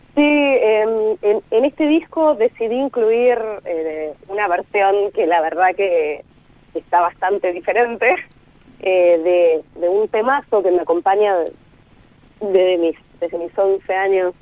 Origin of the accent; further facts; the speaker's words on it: Buenos Aires, Argentina; personas que vivimos casi toda la vida o, gran parte del tiempo en Buenos Aires